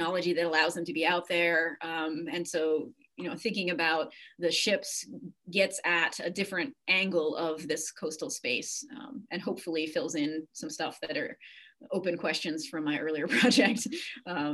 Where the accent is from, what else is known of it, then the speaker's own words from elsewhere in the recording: Cape Cod, Massachusetts, United States; moved away; I grew up on the ocean. I grew up in Massachusetts on Cape Cod